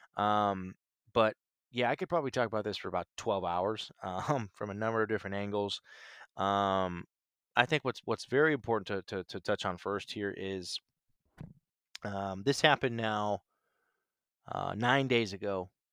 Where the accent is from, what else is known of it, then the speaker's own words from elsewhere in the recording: Canton, Ohio, United States; moved away as an adult; also born or lived in Nashville, Tennessee; now in Chicago, United States; my hometown in Canton, Ohio.